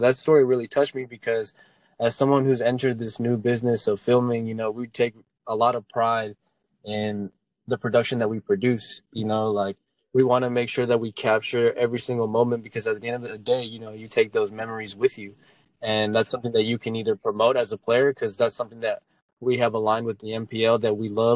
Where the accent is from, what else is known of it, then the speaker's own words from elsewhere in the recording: Dallas, Texas, United States; I'm from Dallas, Texas. I grew up here.